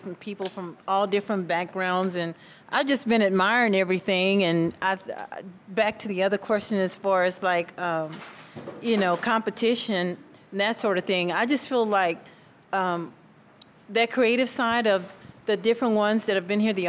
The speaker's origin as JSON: {"language": "English", "town": "San Antonio", "region": "Texas", "country": "United States", "moved": "yes", "lives_now": "California, United States", "said": "We're originally from Texas, San Antonio."}